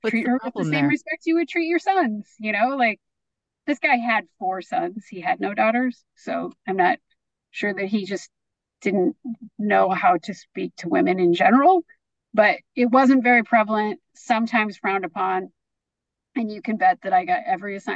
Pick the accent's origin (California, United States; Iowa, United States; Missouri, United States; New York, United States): Iowa, United States; Waterloo; moved away; also born or lived in Detroit; we still lived in the first house we lived in when I was a little kid in Waterloo, Iowa.